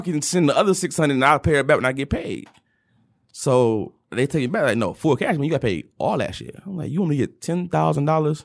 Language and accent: English; Detroit, Michigan, United States; moved away; also born or lived in Kentucky; everyone from Detroit has a certain mindset and a certain, um, certain things that are just innate in us. And coming from the West Side